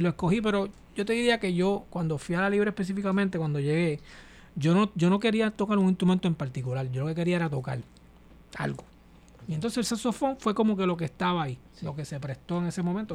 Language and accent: Spanish; San Juan, Puerto Rico; moved away as an adult; also born or lived in Villa Palmera / Carolina, Puerto Rico / Boston; now in New York, United States; Yo soy de, de aquí del área de Santurce. Mi familia, eh, toda mi familia es de residencial Lloren Torres. La familia de mi papá y mi mamá